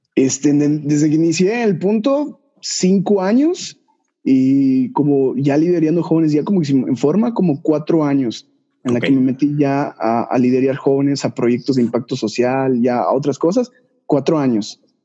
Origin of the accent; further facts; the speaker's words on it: Yucatán, Mexico; soy de Yucatán, yucateco